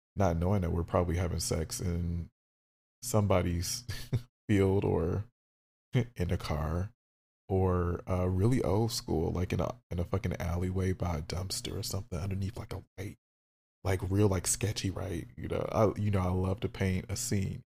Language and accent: English; Detroit, Michigan, United States; I'm from Detroit and we talk a lot of shit